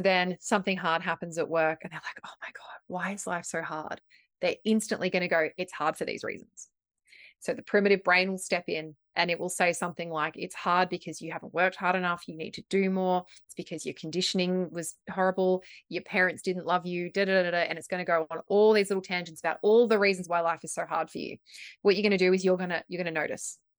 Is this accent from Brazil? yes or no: no; Victoria, Australia; now in Gold Coast, Australia; I'm from Victoria